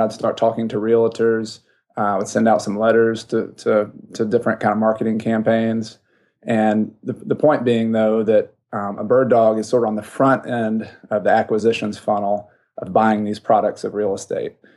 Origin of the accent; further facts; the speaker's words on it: the South, United States; I grew up in the South